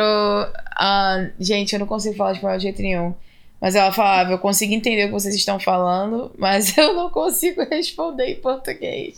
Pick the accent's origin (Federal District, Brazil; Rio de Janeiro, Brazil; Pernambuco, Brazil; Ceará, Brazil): Rio de Janeiro, Brazil; Belford Roxo; moved away as an adult; also born or lived in Seattle; now in United States; eu sou do Rio. Né? Eu poderia botar Belfort Roxo